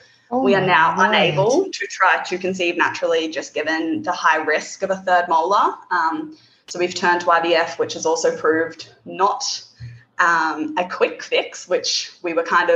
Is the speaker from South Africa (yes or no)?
no; Darwin, Northern Territory, Australia; From Darwin, to the very top end of Australia.